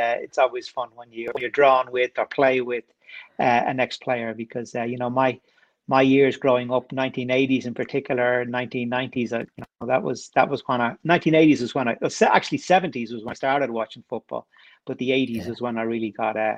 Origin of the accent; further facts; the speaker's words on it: Dublin, Leinster, Ireland; now in London, United Kingdom; So I live in London now. I've lived here for over 20 years, but I grew up in Dublin. Right in the middle of it.